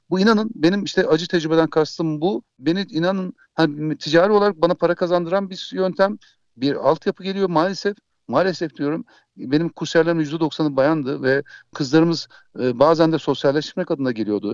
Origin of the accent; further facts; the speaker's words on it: İzmir, Turkey; İzmir doğumluyum ve İzmir'de yaşıyorum